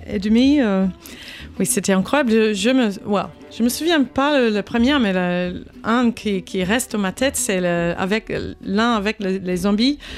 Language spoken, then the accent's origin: French; Australia; French is a second language; moved away as an adult; now in Paris, France; tous les deux australiens aussi.